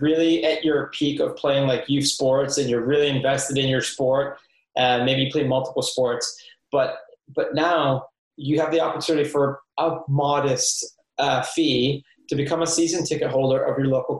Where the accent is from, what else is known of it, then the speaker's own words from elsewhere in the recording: Livingston, Scotland, United Kingdom; also born or lived in Nova Scotia, Canada; now in Canada; growing up in Livingston, when we were in the Scottish third and second division